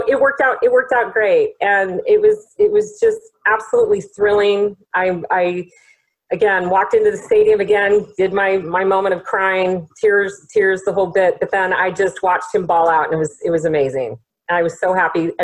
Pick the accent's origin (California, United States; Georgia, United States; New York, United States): California, United States; San Clemente; we're from San Clemente